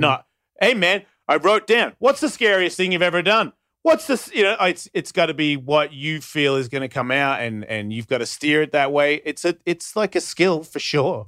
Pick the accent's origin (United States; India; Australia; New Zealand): Australia; I'm Australian.